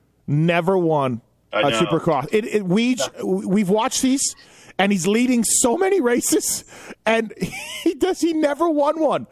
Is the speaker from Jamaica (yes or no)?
no; Canada; I'm from Canada